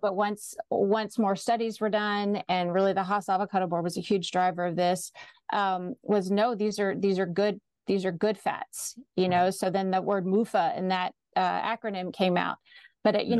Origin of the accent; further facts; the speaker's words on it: Austin, Texas, United States; I grew up in Austin, graduated from the University of Texas